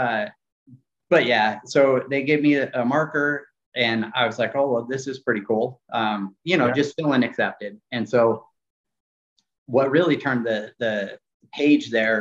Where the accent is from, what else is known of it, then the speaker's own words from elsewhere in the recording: Kern County, California, United States; where we grew up in Southern California